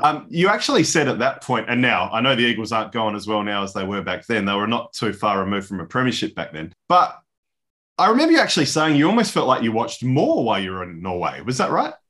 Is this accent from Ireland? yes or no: yes; Ireland; as an Irishman